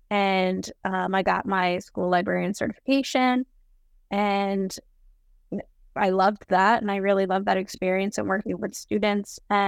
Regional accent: North Arlington, New Jersey, United States; I grew up in North Jersey in a tiny borough of North Arlington. I went to public high school.

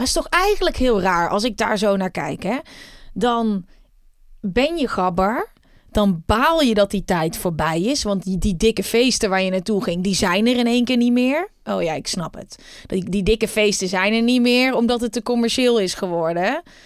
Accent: Uden, North Brabant, Netherlands; Ik kom uit Uden

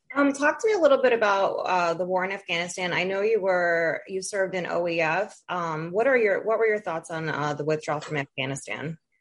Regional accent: Toledo, Ohio, United States; moved away; I'm from Toledo. I don't live in Toledo anymore

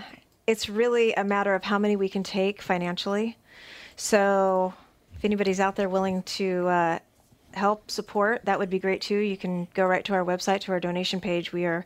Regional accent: California, United States; also born or lived in Illinois / Connecticut; Well, when I very first moved here, we came from Connecticut. We were in Connecticut for 7 years. I'm originally a California girl. Then we lived in Illinois for 14.

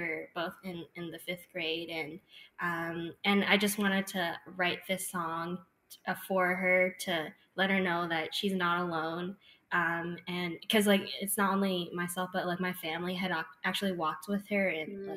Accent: Mississauga, Ontario, Canada; I grew up in Mississauga

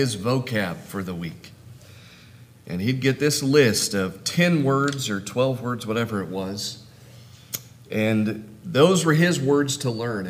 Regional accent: California, United States; moved away as an adult; now in Norman, United States; I'm from California and really still a Californian. I just happen to live in Oklahoma now.

